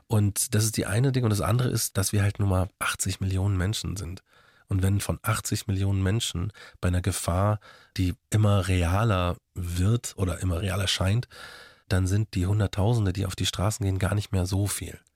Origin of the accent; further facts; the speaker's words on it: Markt Schwaben, Bavaria, Germany; accent: Bavarian; also born or lived in Munich; geboren bin ich in München und dann nach, bin ich in McDrum aufgewachsen